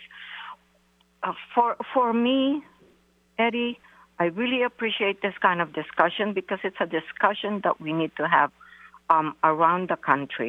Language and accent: English; San Francisco, California, United States; moved away as an adult; also born or lived in Philippines / New York; now in Seattle, United States; I am an immigrant from the Philippines. I grew up in San Francisco and went to Balboa High School with Calvin Jones. I moved to Seattle in 1983 when two of our community members were murdered by the Marcos dictatorship.